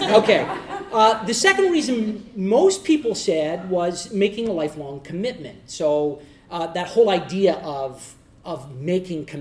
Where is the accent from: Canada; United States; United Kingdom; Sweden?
Canada; Eastern Canada; we're from Eastern Canada and not from Western Canada